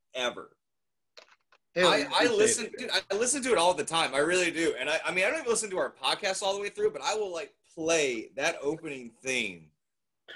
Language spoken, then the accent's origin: English; Greenville, North Carolina, United States; I'm from the Greenville, Washington area